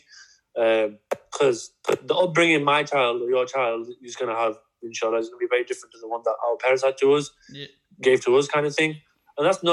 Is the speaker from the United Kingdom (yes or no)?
yes; Bradford, Yorkshire and the Humber, United Kingdom; Growing up in Bradford